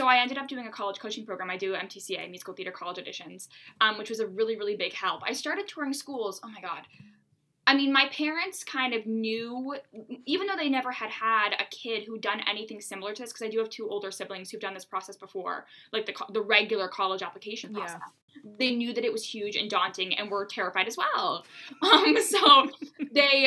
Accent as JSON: {"language": "English", "town": "Bangor", "region": "Maine", "country": "United States", "tie": "born or raised there", "said": "I was born and raised in Bangor, Maine."}